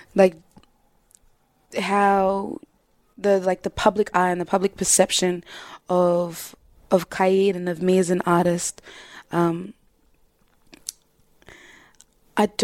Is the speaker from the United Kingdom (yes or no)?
no; Southeast, United States; growing up in the Southeast and, you know, majority white people